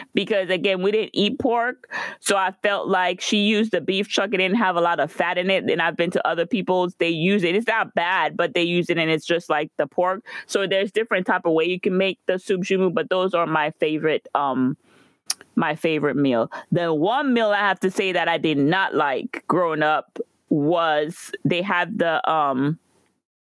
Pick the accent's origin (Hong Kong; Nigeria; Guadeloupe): Guadeloupe; moved away; I remember growing up in Guadeloupe